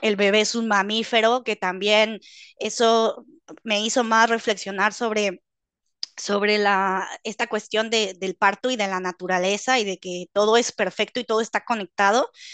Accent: Mexico; moved away as an adult; now in Netherlands; yo soy originaria de México, Vivo actualmente en Holanda

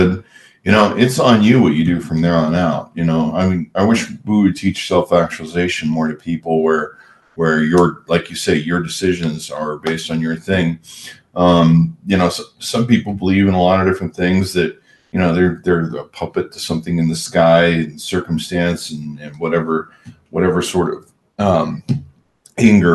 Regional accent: Southern California, United States; I grew up in SoCal

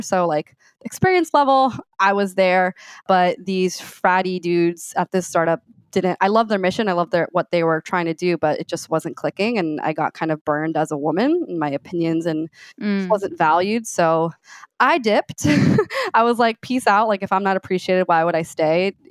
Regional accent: Miami, Florida, United States; moved away as an adult; also born or lived in Gainesville, Florida; I grew up in Miami, Florida Cuban descent, Cuban American

